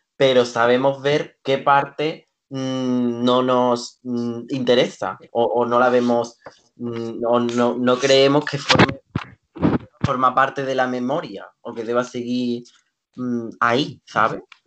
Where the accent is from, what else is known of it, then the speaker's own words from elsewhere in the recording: Seville, Andalusia, Spain; Andalucía, mi pueblo, mm, Sevilla